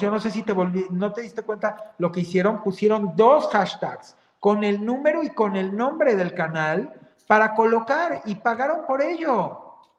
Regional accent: Mexico; Somos mexicanos, caramba, dentro y fuera de este país

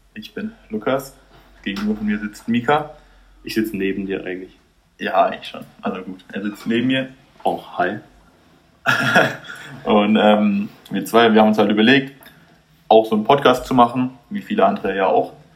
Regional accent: Heilbronn, Baden-Württemberg, Germany; ich bin in Heilbronn auch aufgewachsen

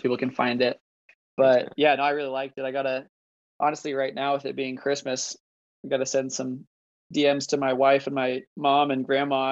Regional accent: Idaho, United States; I'm from Idaho

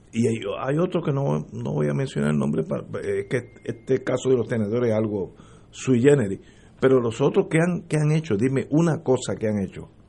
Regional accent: Puerto Rico; hablando entre nosotros que somos puertorriqueños y nos queremos y moriremos aquí todos si Dios lo quiere.

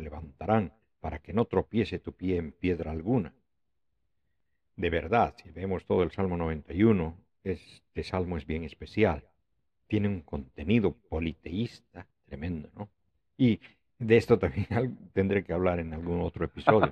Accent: Oruro, Bolivia; Oruro, mi ciudad natal

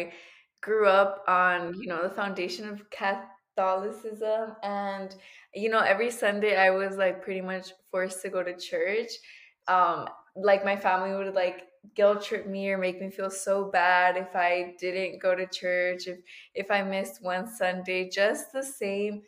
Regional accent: United States; I'm a first generation American, and it comes to the question that, is it because I grew up in the United States

